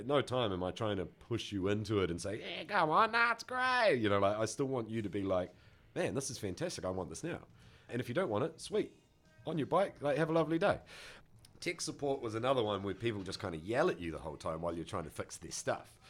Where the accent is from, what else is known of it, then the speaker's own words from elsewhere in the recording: Auckland, New Zealand; I grew up here in central Auckland